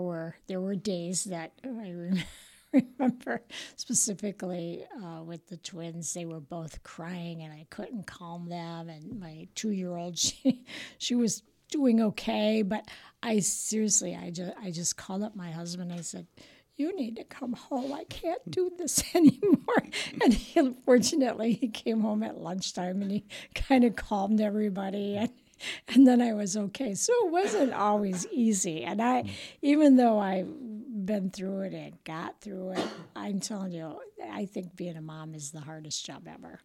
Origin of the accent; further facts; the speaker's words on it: Rochelle, Illinois, United States; now in Roscoe, United States; I was born and raised in Rochelle